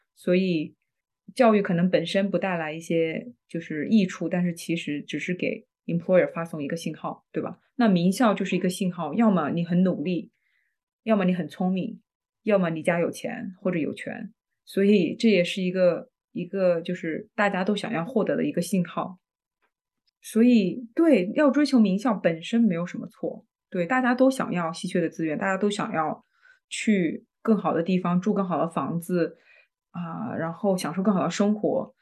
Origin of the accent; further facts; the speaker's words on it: China; 我们中国人对于大厂这么有情节